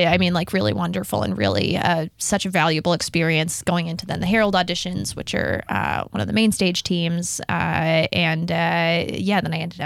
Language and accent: English; New Jersey, United States; also born or lived in New York / London / Texas; Yeah, so I grew up kind of all over the place. I was born in New Jersey. I lived in New York for a little bit. I lived in London for a short amount of time. Wow. Texas.